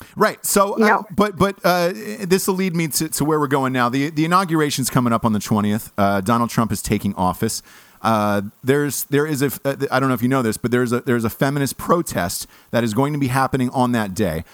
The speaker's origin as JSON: {"language": "English", "town": "Los Angeles", "region": "California", "country": "United States", "said": "I'm from Los Angeles"}